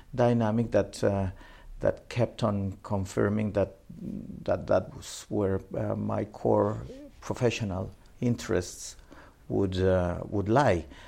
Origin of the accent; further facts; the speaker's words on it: Mexico City, Mexico; also born or lived in Minatitlan, Veracruz, Mexico; I was born in Mexico City, ah, Mexico City. and uh, but uh, in my uh, my early years. Um, uh, were spent in the um, southern state of uh, Veracruz in, in Mexico. Veracruz, okay. And in fact, south of Veracruz in a city called Minatitlan, my um, very early years before moving back at the age of 9, 10 back to Mexico City where I spent the rest of, uh, of my life